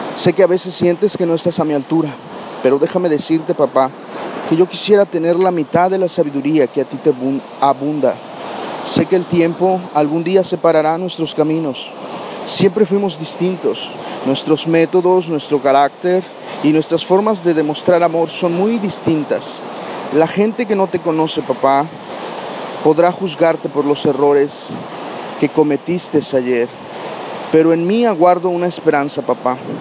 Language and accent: Spanish; Barra de Cazones, Veracruz, Mexico; me encuentro en, Barra de Cazones, el lugar de donde soy originario, eh, una comunidad al norte de, Veracruz